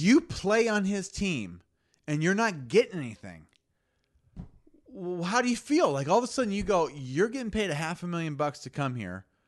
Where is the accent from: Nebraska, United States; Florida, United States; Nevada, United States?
Nebraska, United States; Lincoln; born or raised there